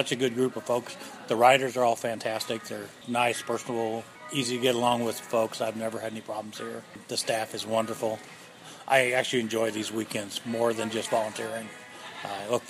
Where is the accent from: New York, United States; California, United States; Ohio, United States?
California, United States; Northern; also born or lived in Arizona; now in North Carolina, United States; Raised in Northern California. But I pretty much claim North Carolina as home